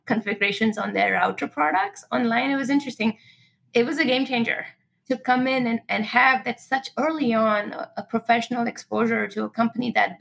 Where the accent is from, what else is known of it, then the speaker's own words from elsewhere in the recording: Pune, Maharashtra, India; moved away as an adult; now in United States; I grew up in India, and in this town called Pune is actually the seventh largest city.